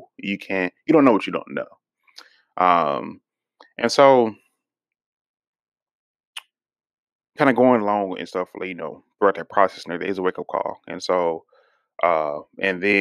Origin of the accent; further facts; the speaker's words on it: Houston, Texas, United States; growing up in Houston and stuff, we lived in, you know, undereducated areas